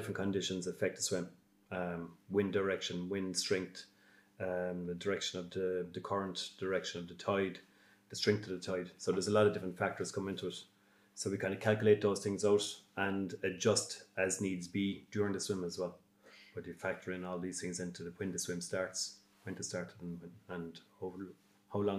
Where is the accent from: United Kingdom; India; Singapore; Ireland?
Ireland; Baltimore, Munster; from Baltimore